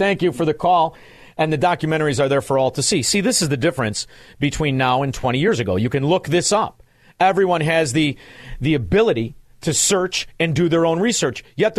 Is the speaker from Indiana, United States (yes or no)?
no; Melrose Park, Illinois, United States; I have an acquaintance of mine from the old neighborhood who I grew up with in Melrose Park